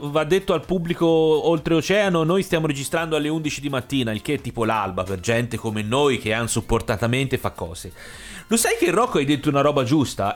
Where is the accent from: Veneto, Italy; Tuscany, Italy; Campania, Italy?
Tuscany, Italy; moved away; sono toscano ma non vivissi più da diversi anni